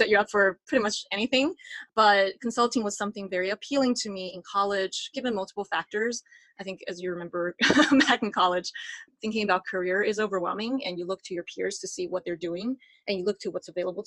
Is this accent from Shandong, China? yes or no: no; Sichuan, China; moved away as an adult; also born or lived in Virginia, United States; now in San Francisco, United States; I was born and raised in Sichuan, China, and I moved to the United States to attend UVA, our alma mater, for college